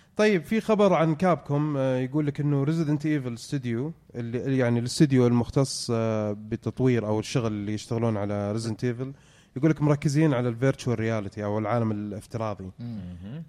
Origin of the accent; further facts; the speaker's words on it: Saudi Arabia; عندنا في السعودية